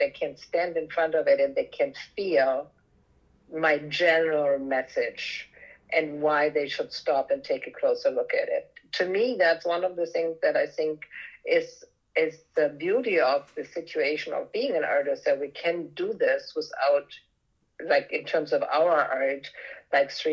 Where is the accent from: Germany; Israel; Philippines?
Germany; moved away; growing up in Europe, in Germany